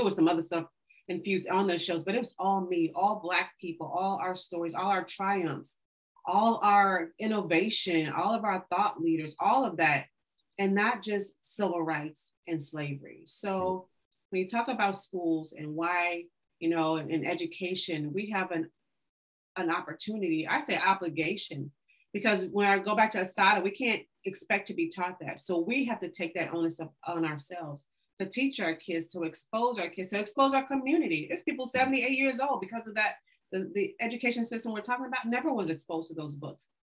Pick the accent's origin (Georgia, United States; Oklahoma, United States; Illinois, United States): Oklahoma, United States; Tulsa; also born or lived in Arkansas; I grew up in Tulsa and um, right near Black Wall Street. So grew up there, born in Arkansas